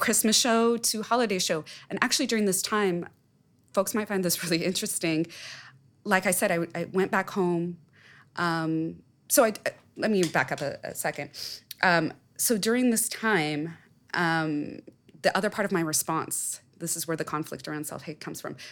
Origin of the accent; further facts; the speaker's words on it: Southern California, United States; I was born in Southern California.